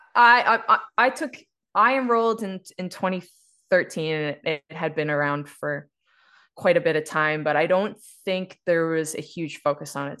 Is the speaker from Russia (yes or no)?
no; East Coast, Canada; now in Calgary, Canada; I was raised on the East Coast, um, specifically in a coal mining town and fishing, fishing town